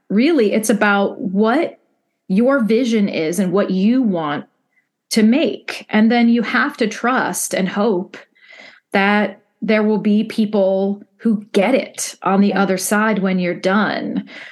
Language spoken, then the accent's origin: English; Midwest, United States; as a Midwesterner